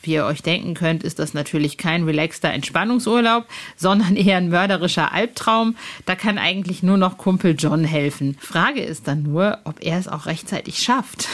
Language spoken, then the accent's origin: German; Hövelhof, North Rhine-Westphalia, Germany; moved away; Ich bin ja im Kreis Paderborn aufgewachsen, also Born in Paderborn